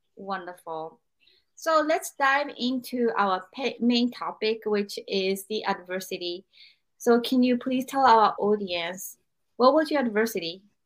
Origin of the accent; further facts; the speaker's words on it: Japan; growing up in Japan